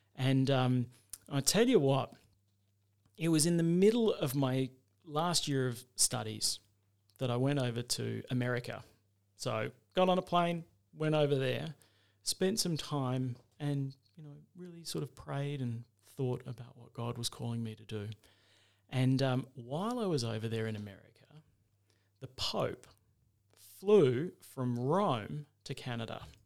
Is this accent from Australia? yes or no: yes; Adelaide, South Australia, Australia; moved away as an adult; now in Mount Gambier, Australia; I was born in Adelaide, went to school there, uh, and after that, when I finished school, I went to university there for a little while